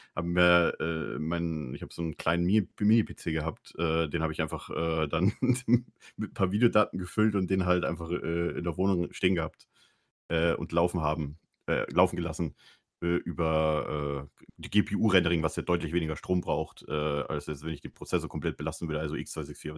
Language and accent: German; Bavaria, Germany; moved away; ich komme aus Bayern